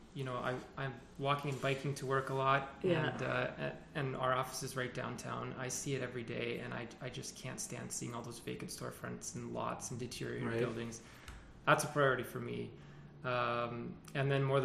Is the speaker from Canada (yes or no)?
yes; Prince Rupert, British Columbia, Canada; I literally can't imagine life not growing up here